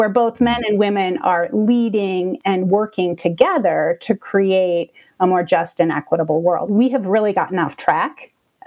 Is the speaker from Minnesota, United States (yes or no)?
yes; Minnesota, United States; now in Austin, United States; I grew up in Minnesota